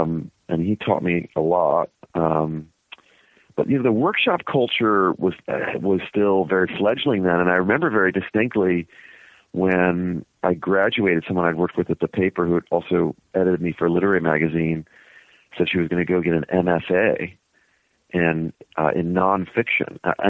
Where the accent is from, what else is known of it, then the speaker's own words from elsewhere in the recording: Cincinnati, Ohio, United States; Grew up in Cincinnati in the suburbs.